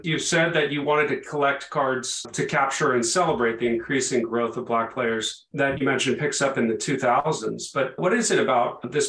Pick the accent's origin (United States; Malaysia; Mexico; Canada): United States; being an American and not a hockey follower.